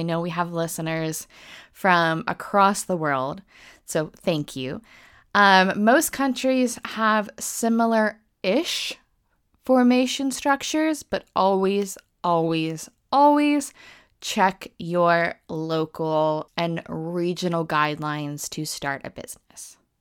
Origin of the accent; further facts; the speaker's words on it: United States; now in United Kingdom; I am American, but I'm based in the U K